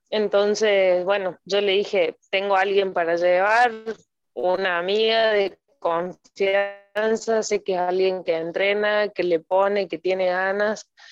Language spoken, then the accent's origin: Spanish; Córdoba, Argentina; moved away as an adult; now in Costa Rica; soy de Córdoba, Argentina